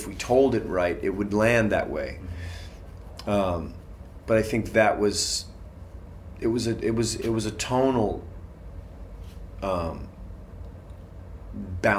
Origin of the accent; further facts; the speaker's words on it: Boston, Massachusetts, United States; I grew up in Boston, Irish Catholic